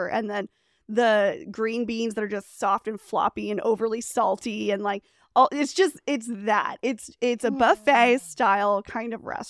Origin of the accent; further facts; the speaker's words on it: Fresno, California, United States; also born or lived in Clovis; I grew up in Fresno, Clovis, you guys, for Central Valley of California, which like the reputation it lives up to its reputation.